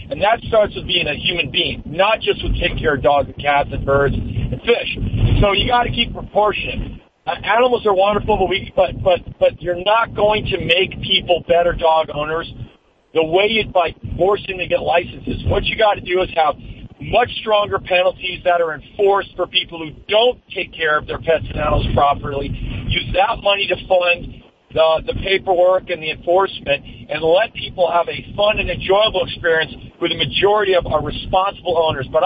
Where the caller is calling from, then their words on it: Studio City, California, United States; Studio City.